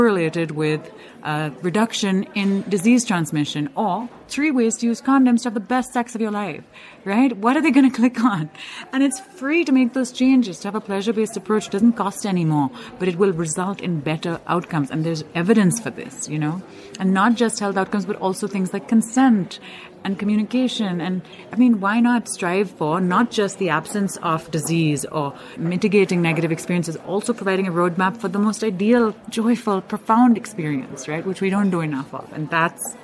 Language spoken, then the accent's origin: English; India; I'm from India. I flew in from Mumbai